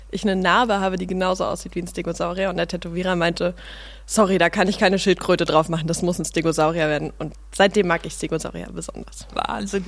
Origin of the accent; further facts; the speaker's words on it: Berlin, Germany; also born or lived in Suhl, Thuringia; ich bin aber in Pankow in Berlin aufgewachsen, in Prenzlauer Berg